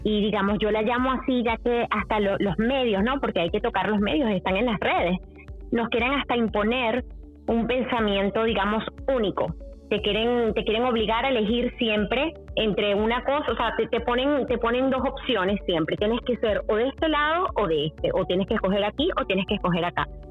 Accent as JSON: {"language": "Spanish", "country": "Venezuela", "said": "yo que soy venezolana"}